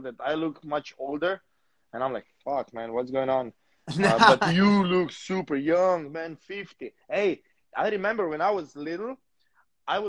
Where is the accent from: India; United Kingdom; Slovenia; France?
Slovenia; English is a second language; moved away; I'm from Slovenia. That's the neighbor country.